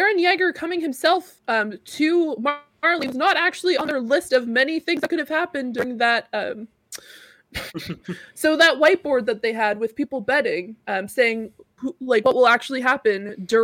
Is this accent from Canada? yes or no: yes; Canada; I'm Canadian.